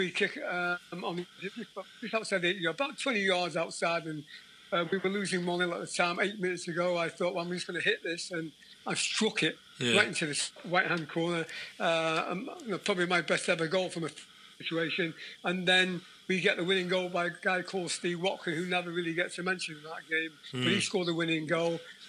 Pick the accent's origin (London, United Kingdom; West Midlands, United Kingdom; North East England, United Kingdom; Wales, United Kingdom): Wales, United Kingdom; Mochdre; In North Wales, obviously, that landed low Colwyn Bay, which have got a bit of the name. Oh, Colwyn Bay. About a mile from there. So, a lovely little council house.